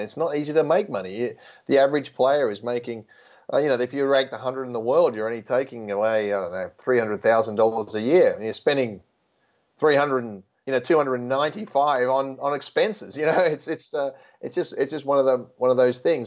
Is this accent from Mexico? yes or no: no; Australia; being Australian